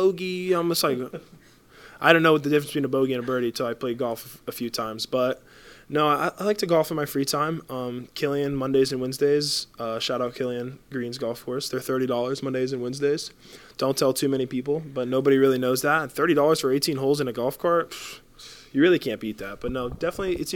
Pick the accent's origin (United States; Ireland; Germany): United States; Big Pine Key, Florida; also born or lived in Marathon, Florida / Sugarloaf Key, Florida; I went to school in Sugarloaf, but I grew up in Big Pine, and I moved to Marathon in, like, seventh grade